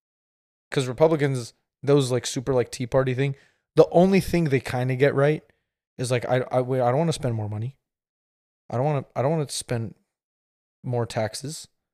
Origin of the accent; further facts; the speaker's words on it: Bay Area, California, United States; moved away as an adult; also born or lived in Minnesota; I was born in the Bay Area but refined in Minnesota.